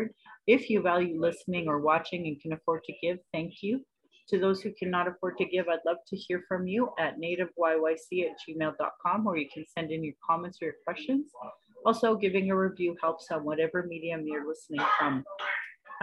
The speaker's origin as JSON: {"language": "English", "town": "Calgary", "region": "Alberta", "country": "Canada", "tie": "born or raised there", "said": "I was born in Calgary"}